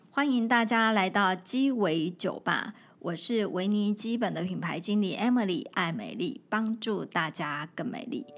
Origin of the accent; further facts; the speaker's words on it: Hualien County, Taiwan; moved away as an adult; now in Taipei, Taiwan; 我是花莲人，然后哼。所以我，我们家以前就从小就看到马路的，马路的对面就是海